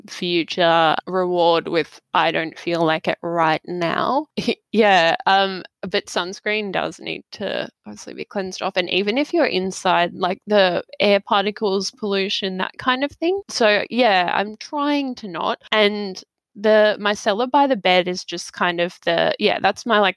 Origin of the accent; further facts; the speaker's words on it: Australia; I grew up in Australia.